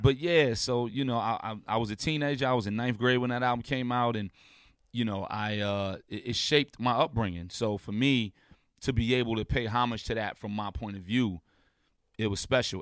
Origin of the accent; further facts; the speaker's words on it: New York City, New York, United States; being from a block away from …, I'm from Saint James.